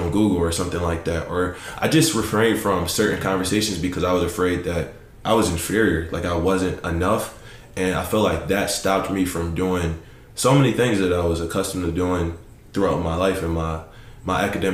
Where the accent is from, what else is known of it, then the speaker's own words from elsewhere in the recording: Philadelphia, Pennsylvania, United States; I'm from Southwest Philadelphia